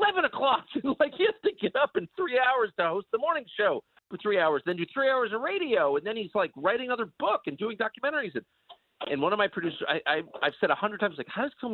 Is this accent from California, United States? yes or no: yes; La Jolla, California, United States; moved away; also born or lived in Georgetown, Washington, D.C.; I grew up in La Jolla, California, and Georgetown